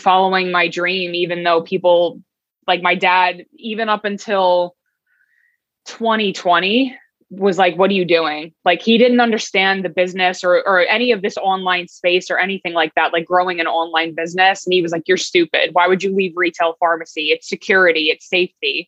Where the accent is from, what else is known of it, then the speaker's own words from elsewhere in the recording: Long Island, New York, United States; also born or lived in Brooklyn; I grew up in Long Island